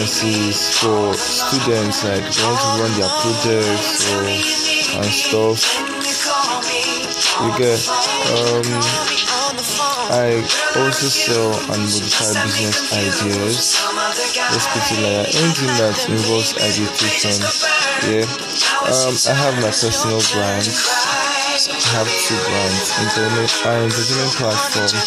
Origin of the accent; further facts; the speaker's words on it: Edo, Nigeria; now in Delta State, Nigeria; I'm from Edo State, Nigeria